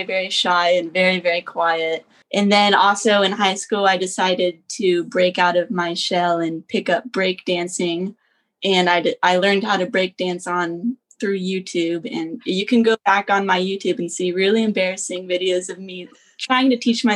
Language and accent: English; Lancaster, Ohio, United States; I grew up in Ohio, Amish country, Lancaster, Ohio, often confused with Lancaster, Pennsylvania